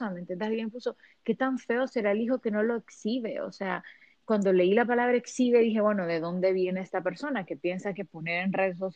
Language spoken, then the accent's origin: Spanish; Honduras; now in Miami, United States; Es porque los hondureños, y los latinos somos chusmas